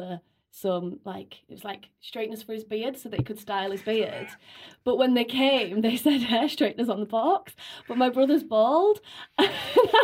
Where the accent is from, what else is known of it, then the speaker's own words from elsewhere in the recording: Bolton, North West England, United Kingdom; I'm from Bolton